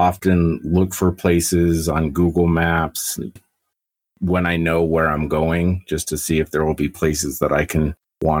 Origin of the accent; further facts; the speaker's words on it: Albuquerque, New Mexico, United States; moved away as an adult; now in Castle Rock, United States; I was born and raised in Albuquerque, New Mexico.